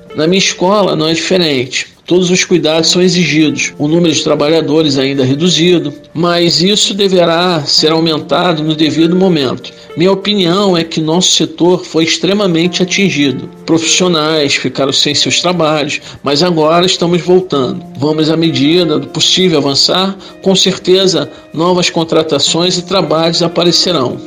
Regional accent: Rio de Janeiro, Brazil; nasci no Rio Comprido, Rio de Janeiro

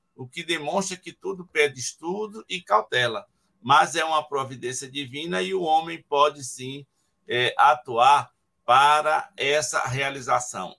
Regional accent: Ceará, Brazil; moved away; Na minha casa, meus pais foram 14 filhos lá no Ceará, naquele tempo. Eu sou décimo primeiro

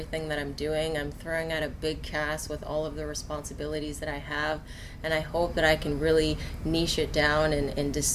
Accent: Cleveland, Ohio, United States; moved away; Cleveland obviously is my hometown. I'm very proud to be born and raised here and all throughout Northeast Ohio

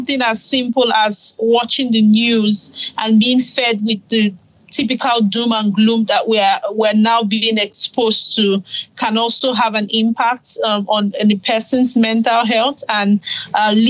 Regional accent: Nigeria; I'm Nigerian

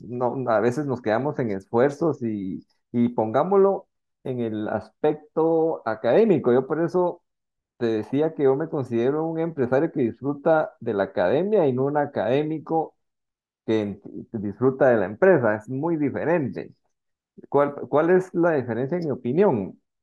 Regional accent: Guatemala; realmente soy un guatemalteco

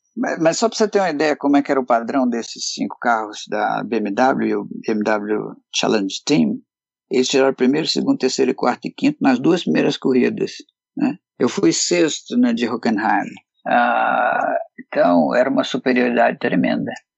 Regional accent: Brazil

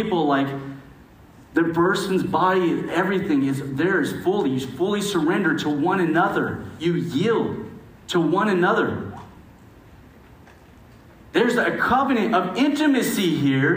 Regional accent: United States; as an American

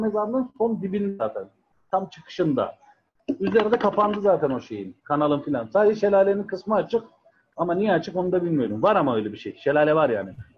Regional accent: Ankara, Turkey; moved away as an adult; also born or lived in Adana / Ceyhan / Sakarya; ben 1982 Ankara doğumluyum

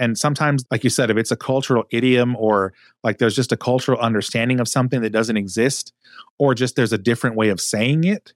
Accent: Texas, United States; also born or lived in the South; grew up in Texas and spent some significant time in the South

